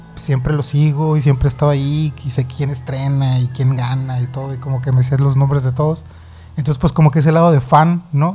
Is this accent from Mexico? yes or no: yes; Sonora, Mexico; Yo soy de aquí de Sonora